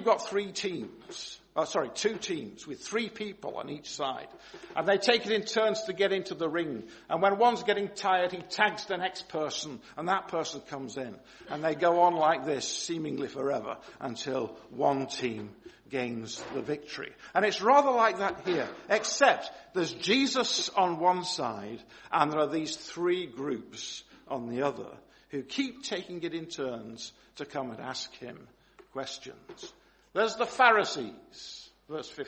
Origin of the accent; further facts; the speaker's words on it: Manchester, North West England, United Kingdom; growing up in Longsight in Manchester